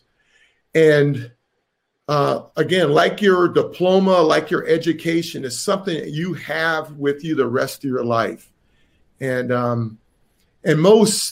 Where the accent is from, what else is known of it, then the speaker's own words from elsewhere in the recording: Chesapeake, Virginia, United States; I'm from Tidewater, Virginia. I went to high school in Chesapeake, Virginia.